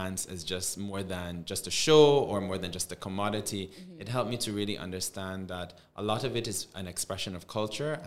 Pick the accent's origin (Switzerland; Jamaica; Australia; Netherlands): Jamaica; also born or lived in Canada; now in Barbados; When I was in Jamaica